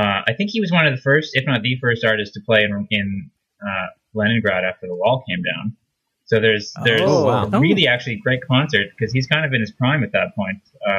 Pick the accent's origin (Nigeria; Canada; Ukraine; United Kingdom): Canada; Saskatchewan; moved away as an adult; now in Toronto, Canada; the university of my hometown